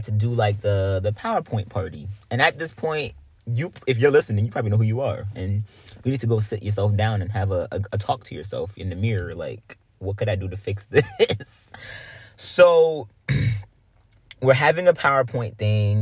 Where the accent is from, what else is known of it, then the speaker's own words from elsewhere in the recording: Greenville, United States; moved away; we come from Greenville